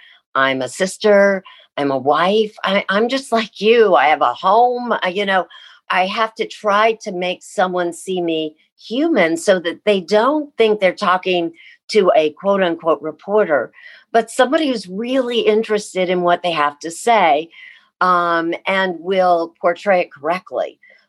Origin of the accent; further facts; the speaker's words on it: Midwest, United States; even though I grew up in the Midwest.